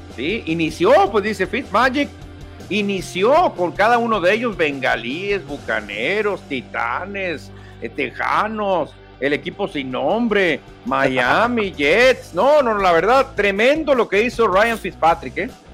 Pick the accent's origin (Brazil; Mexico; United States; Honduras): Mexico